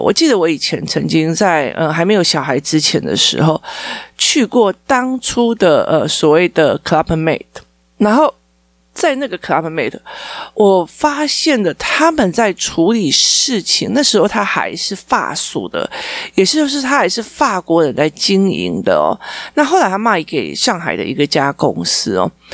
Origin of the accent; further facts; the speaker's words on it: Taiwan; 我们台湾人